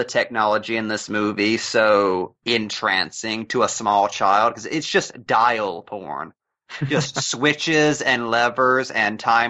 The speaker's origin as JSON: {"language": "English", "region": "the South", "country": "United States", "said": "I'm from the South"}